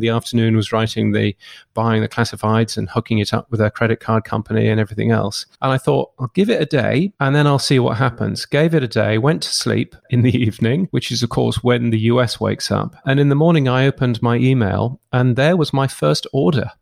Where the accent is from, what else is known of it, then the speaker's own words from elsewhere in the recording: United Kingdom; I grew up in the U K, as you can tell from my ridiculous accent